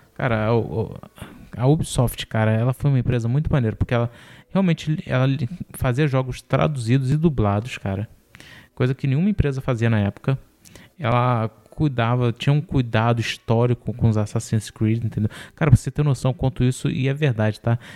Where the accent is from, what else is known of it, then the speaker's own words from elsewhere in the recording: Rio de Janeiro, Brazil; eu sou do Rio